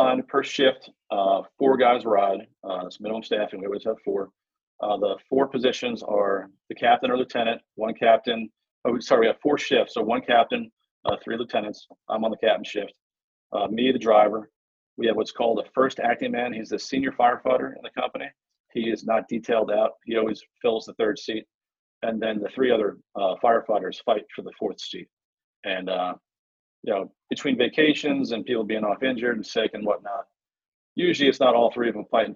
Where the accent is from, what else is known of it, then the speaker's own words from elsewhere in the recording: Long Island, New York, United States; moved away as an adult; now in Baltimore, United States; I'm actually from Long Island, New York originally. Moved down here to Baltimore about 17 years ago now.